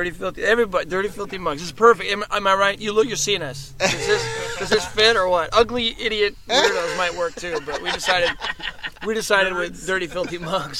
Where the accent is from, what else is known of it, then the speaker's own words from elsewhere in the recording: Los Angeles, California, United States; from Los Angeles.